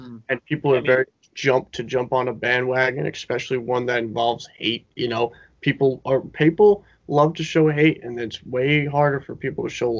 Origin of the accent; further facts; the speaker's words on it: New York, United States; I'm from New York